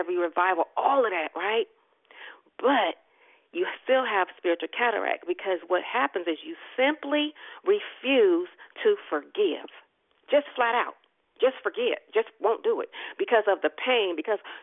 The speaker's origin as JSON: {"language": "English", "town": "Richmond", "region": "Virginia", "country": "United States", "tie": "born or raised there", "said": "I am another peculiar chick born and raised in Gotham City, Richmond, and you really can't get no more Richmond than being born at Richmond Hospital"}